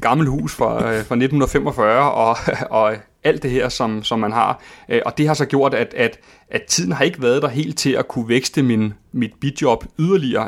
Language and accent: Danish; Køge, Zealand, Denmark; Køge og Herfølge og omegn, hvor jeg er vokset op.